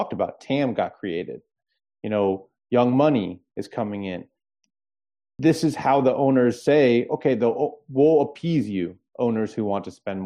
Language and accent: English; Alexandria, Virginia, United States; moved away; also born or lived in Capitol Hill, Washington, D.C.; I'm from Alexandria. I lived in Capitol Hill when I was at the Post. You know, I grew up in that area